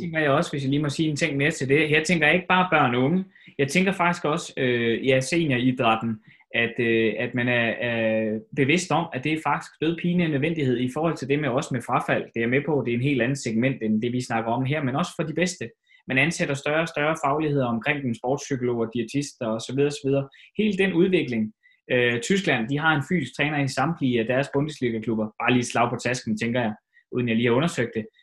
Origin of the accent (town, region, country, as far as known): Denmark